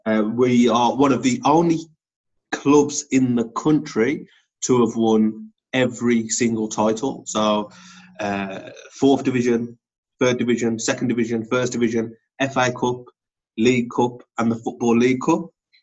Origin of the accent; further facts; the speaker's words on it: Wolverhampton, West Midlands, United Kingdom; I was born in Wolverhampton. I've lived in Wolverhampton all my life.